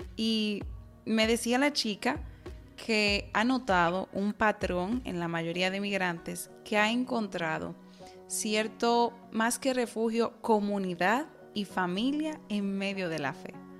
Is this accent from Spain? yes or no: no; Dominican Republic; nuestro país